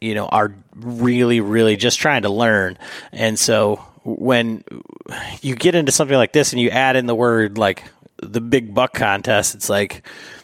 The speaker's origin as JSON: {"language": "English", "region": "Michigan", "country": "United States", "said": "I'm from Michigan"}